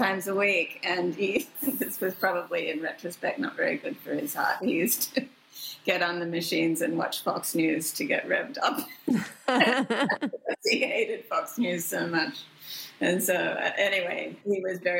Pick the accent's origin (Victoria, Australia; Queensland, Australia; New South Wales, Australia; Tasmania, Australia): New South Wales, Australia; Sydney; moved away as an adult; I'd gone to work as a newspaper reporter in my hometown, Sydney, Australia